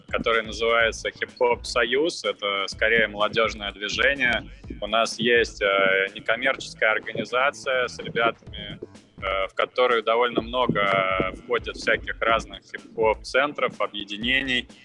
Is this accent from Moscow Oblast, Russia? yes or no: yes; Moscow Oblast, Russia; now in Moscow, Russia; я э, родом из Подмосковья, э, из ближайшего, сам сейчас в Москве базируюсь